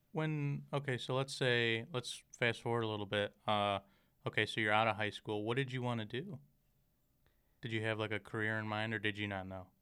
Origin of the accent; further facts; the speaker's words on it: Michigan, United States; moved away as an adult; now in Rockford, United States; I'm originally from Michigan